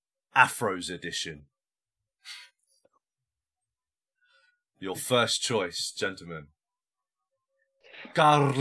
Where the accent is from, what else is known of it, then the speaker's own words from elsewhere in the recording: England, United Kingdom; moved away as an adult; also born or lived in Saudi Arabia; I'm English.